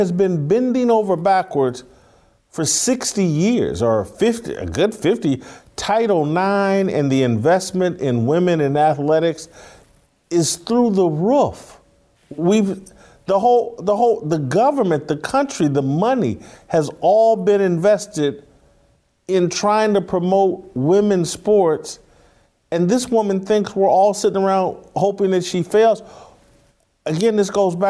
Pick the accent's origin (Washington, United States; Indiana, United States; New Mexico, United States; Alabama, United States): Indiana, United States; Indianapolis; I'm from Indianapolis. My family attended several of his church services